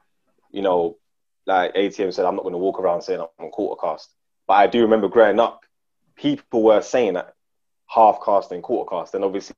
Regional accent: Ghana; I'll be like, raw, like, yeah, I'm Ghanaian, but I'm mixed with, you know what I'm saying? Like, because it was like a madness to be fully African.

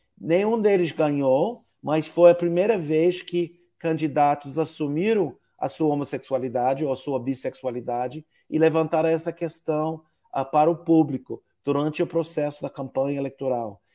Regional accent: United States; Portuguese is a second language; moved away; also born or lived in São Paulo, Brazil

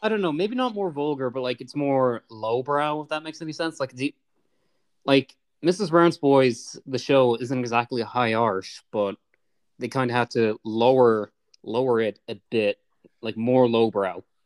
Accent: Ireland; I am Irish, so I like watching movies about my country

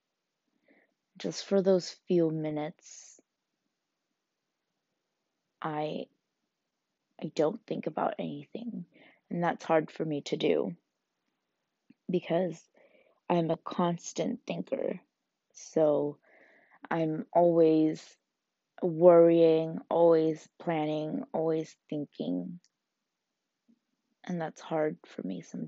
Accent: United States; growing up in America

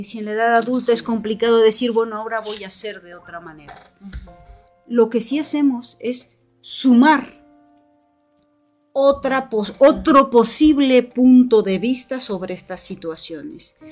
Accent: Morelos, Mexico; moved away as an adult; now in Bilbao, Spain; Yo soy mexicana, soy morelense, He estudiado en la Universidad Autónoma del Estado de Morelos

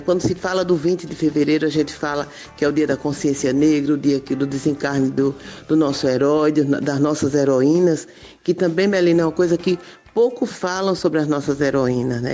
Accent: Arapiraca, Alagoas, Brazil; now in Maceió, Brazil; eu nasci em Arapiraca, sou neta de uma família de 114 netos, é muita gente, né? E 68 bisnetos. É, me criei até os 14 anos em Arapiraca, depois vim para Maceió estudar

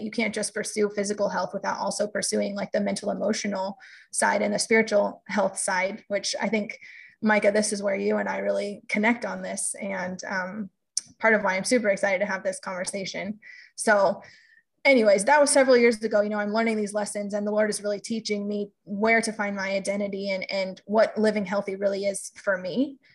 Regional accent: California, United States; also born or lived in Boston, Massachusetts; now in Kansas, United States; I grew up in California and also lived in Boston for a period of time

